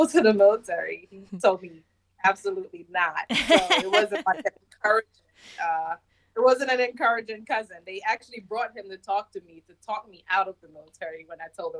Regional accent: New York City, New York, United States; moved away as an adult; also born or lived in Jamaica / Queens, New York; now in Germany; I moved to New York when I was 10 years old. So I grew up in Brooklyn, New York, but I was born in Jamaica.

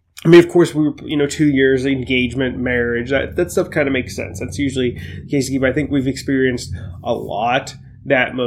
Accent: Ohio, United States; I'm originally from Ohio

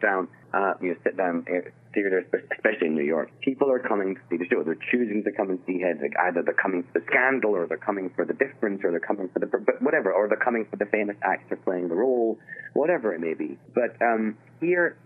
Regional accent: Scotland, United Kingdom; moved away; I'm Scottish

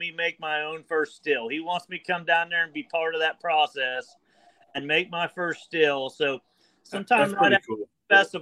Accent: Highland County, Ohio, United States; I'm from Highland.

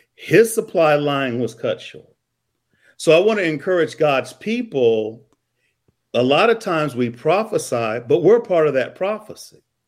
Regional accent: Columbia, Missouri, United States; I'm from Columbia, Missouri.

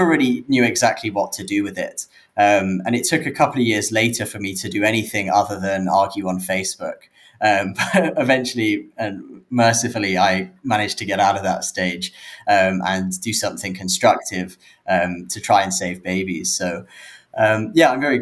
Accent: London, United Kingdom; I grew up in London in the UK

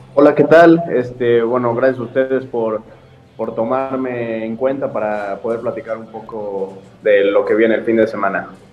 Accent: Mexico; como mexicano

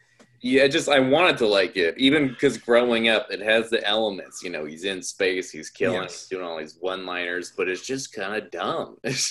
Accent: Auburn, California, United States; he's from my hometown, so from Auburn, California

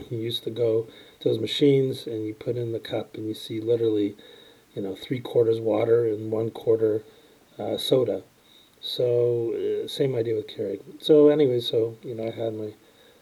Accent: Toronto, Ontario, Canada; grew up in Toronto

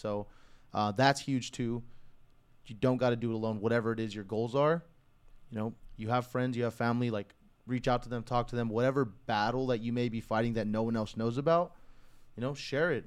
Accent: California, United States; I was fortunate enough to be born here

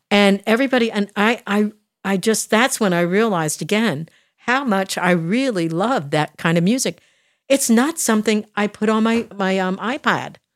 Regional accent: outside of Philadelphia, Pennsylvania, United States; moved away; I was raised outside of Philadelphia

